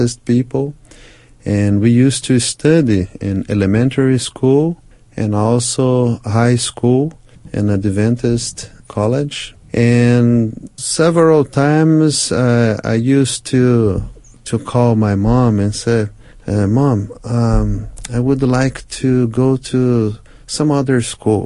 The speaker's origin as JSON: {"language": "English", "country": "Brazil", "also_born_or_lived": "United States", "said": "I'm from Brazil, 200 million people living in this country"}